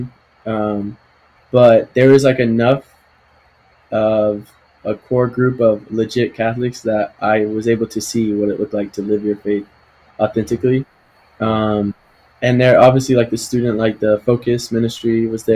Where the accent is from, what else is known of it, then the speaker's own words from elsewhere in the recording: Georgia, United States; also born or lived in Texas; Georgia, which is where I went to high school